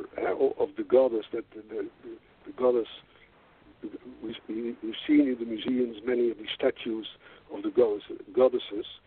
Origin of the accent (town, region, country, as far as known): Netherlands